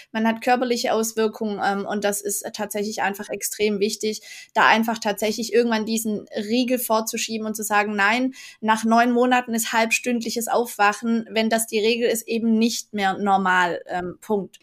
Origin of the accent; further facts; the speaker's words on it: Black Forest, Baden-Württemberg, Germany; ich komme aus dem Schwarzwald